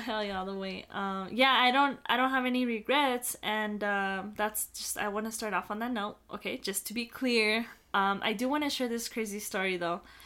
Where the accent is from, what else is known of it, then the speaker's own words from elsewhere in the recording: El Paso, Texas, United States; also born or lived in Las Cruces; we're all from El Paso